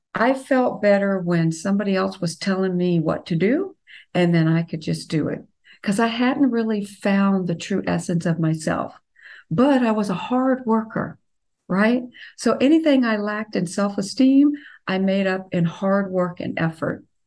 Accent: the South, United States; I'm from the South

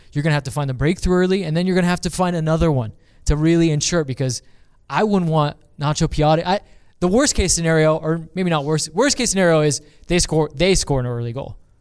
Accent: California, United States; growing up in California

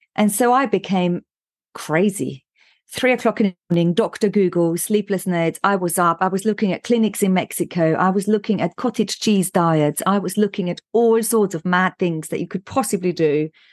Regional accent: Austria; moved away as an adult; also born or lived in London, United Kingdom; now in United Kingdom; I was born in Austria

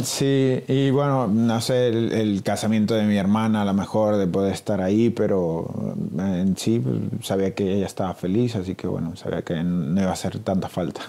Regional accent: Mexico; moved away as an adult; soy mexicano

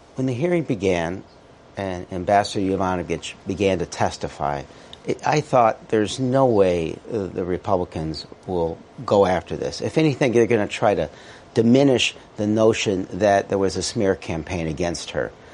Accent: Illinois, United States; I am from Illinois.

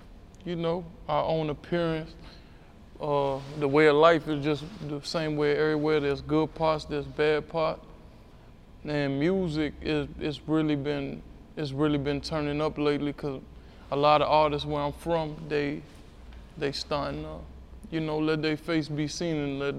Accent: Alexandria, Virginia, United States; I'm from Alexandria, Virginia, on the west side.

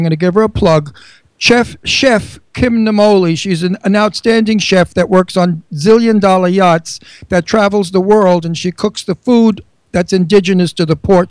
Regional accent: New York City, New York, United States; I'm born in Brooklyn. I was raised in Brooklyn and Astoria, and I'm Italian, and my father was in the Union

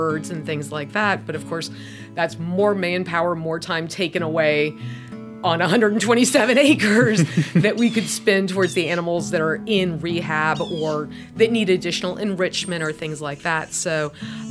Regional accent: Atlanta area, Georgia, United States; born or raised there

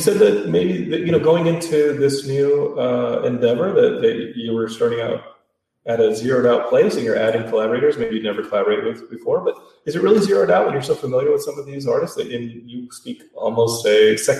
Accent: Austin, Texas, United States; I know that locally growing up in Austin, … being the biggest thing.

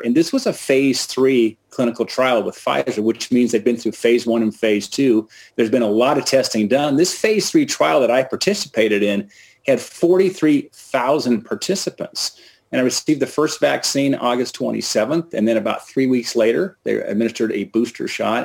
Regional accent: Bozeman, Montana, United States; my hometown of Bozeman, Montana.

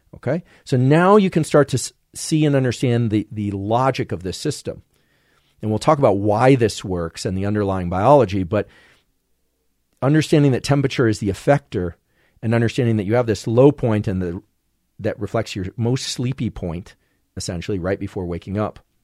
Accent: California, United States; as a Californian

